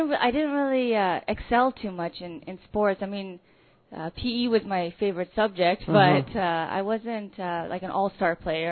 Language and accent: English; the Okanagan, British Columbia, Canada; born or raised there